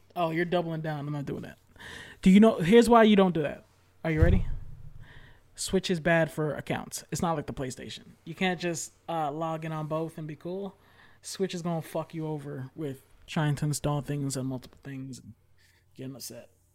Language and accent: English; New York, United States; I'm from New York